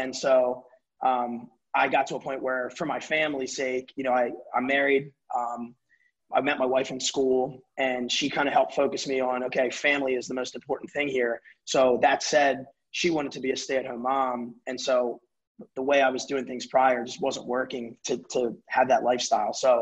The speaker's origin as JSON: {"language": "English", "town": "Baltimore", "region": "Maryland", "country": "United States", "tie": "born or raised there", "said": "I was born and raised in Baltimore City"}